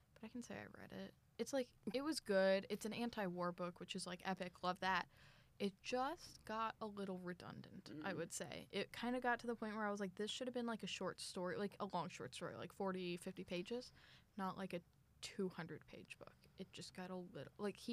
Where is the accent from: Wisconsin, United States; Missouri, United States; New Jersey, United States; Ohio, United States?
Missouri, United States; moved away as an adult; now in Tulsa, United States; I'm from Missouri.